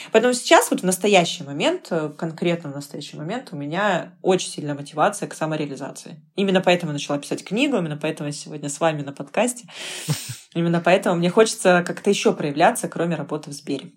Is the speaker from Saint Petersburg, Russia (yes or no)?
no; Novosibirsk, Novosibirsk Oblast, Russia; я из Новосибирска